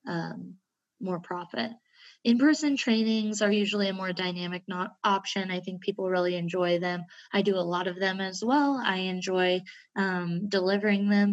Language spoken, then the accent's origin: English; Southwest Kansas, United States; growing up in Southwest Kansas